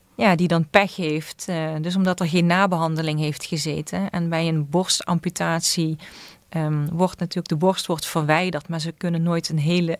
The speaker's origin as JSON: {"language": "Dutch", "town": "Susteren", "region": "Limburg", "country": "Netherlands", "said": "ik kom uit Zusteren"}